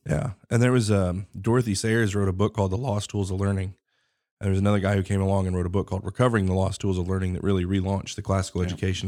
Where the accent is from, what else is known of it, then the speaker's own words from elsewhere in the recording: Colorado, United States; I was born in Colorado